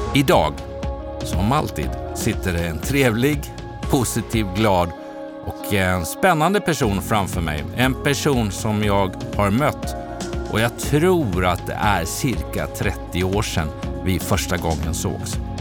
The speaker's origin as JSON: {"language": "Swedish", "town": "Dala-Järna", "region": "Dalarna County", "country": "Sweden", "tie": "born or raised there", "accent": "Dalmål (Järnamål)", "moved": "yes", "said": "som dalkarl"}